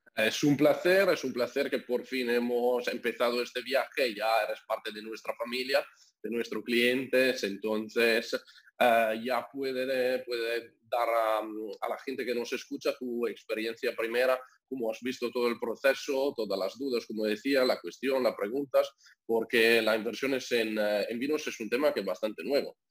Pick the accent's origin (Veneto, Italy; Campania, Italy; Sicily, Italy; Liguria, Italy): Veneto, Italy; near Venice; Spanish is a second language; moved away; nací porque soy italiano, eh, nací en una familia que tiene viñedos en el norte de Italia, cerca de Venecia